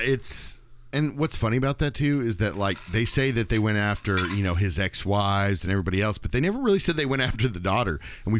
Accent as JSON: {"language": "English", "region": "the South", "country": "United States", "said": "We're from the South"}